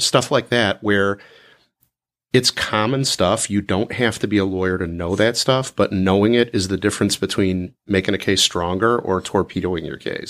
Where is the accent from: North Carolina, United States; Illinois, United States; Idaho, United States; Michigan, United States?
Illinois, United States; Chicago; also born or lived in Oak Park, Illinois; I grew up in Chicago